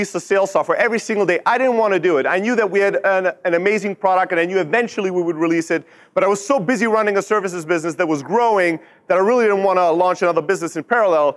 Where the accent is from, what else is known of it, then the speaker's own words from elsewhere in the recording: Germany; moved away as an adult; also born or lived in Greece; now in Silicon Valley, United States; born and raised in Germany, built multiple businesses there